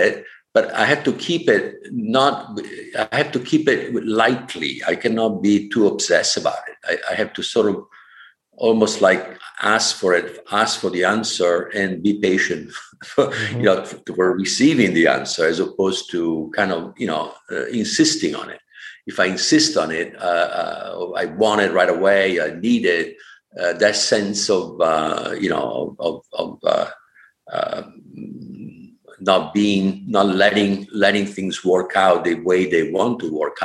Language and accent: English; Vicenza, Veneto, Italy; English is a second language; moved away as an adult; now in California, United States; born, growing up, educated in Catholic Italy, North Italy. Vicenza was my hometown